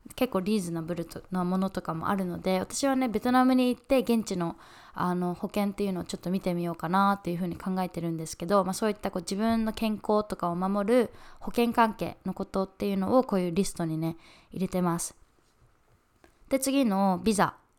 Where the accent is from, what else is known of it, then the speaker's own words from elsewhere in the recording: Fukuoka, Japan; moved away as an adult; also born or lived in United States / New York; 私は今福岡地元の福岡に住んでて